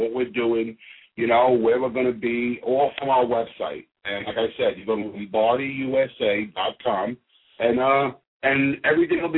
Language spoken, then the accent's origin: English; New York City, New York, United States; I'm brought up by a whole bunch of Italian women cooking all the time in the Bronx. You know, I'm from the Bronx, country club